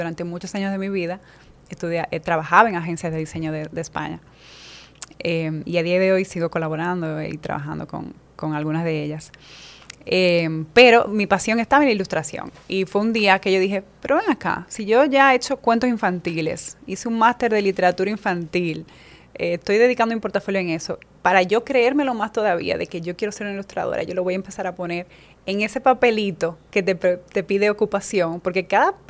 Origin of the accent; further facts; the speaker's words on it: La Romana, Dominican Republic; moved away as an adult; also born or lived in Spain; now in Madrid, Spain; Yo creo que no sé si entre ocho meses, un año, ya eh, vine a vivir aquí al país y, me crié en la, Romana, mm, soy del, del este.